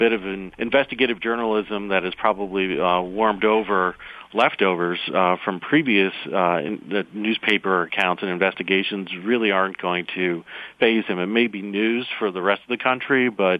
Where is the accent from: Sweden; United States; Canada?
United States; upstate New York; Being a New Yorker, at least technically, I'm from upstate New York